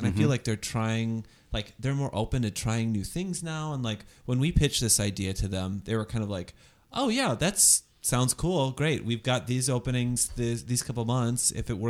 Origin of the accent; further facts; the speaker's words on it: Northwest Indiana, United States; I am from Northwest Indiana, but it is an outer suburb of Chicago.